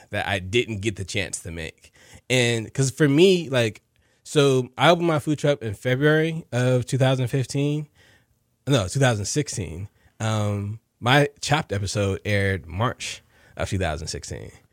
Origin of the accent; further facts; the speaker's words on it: New Jersey, United States; now in Houston, United States; both my parents worked for the post office back in New Jersey. I'm from New Jersey.